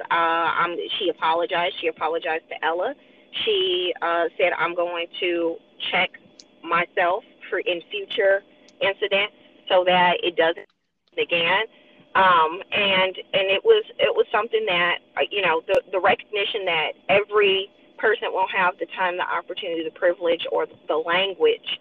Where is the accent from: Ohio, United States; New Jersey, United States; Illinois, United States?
Illinois, United States; Chicago; moved away; we're coming from Chicago